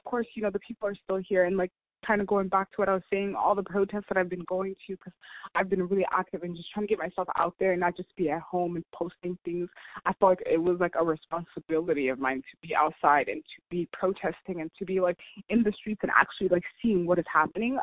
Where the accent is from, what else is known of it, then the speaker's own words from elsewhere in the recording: United States; I was born and raised here in America